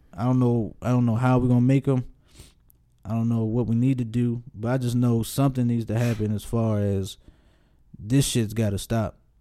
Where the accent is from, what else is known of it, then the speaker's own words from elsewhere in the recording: Baltimore, Maryland, United States; Baltimore, my hometown